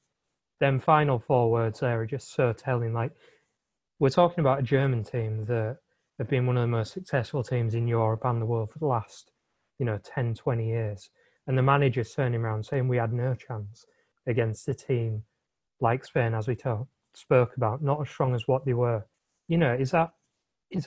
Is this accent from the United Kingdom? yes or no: yes; England, United Kingdom; me, Tom, Dan, as English fans